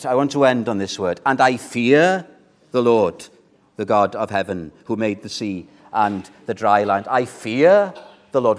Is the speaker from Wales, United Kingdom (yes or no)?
yes; Wales, United Kingdom; I'm British, I'm Welsh. That's my identity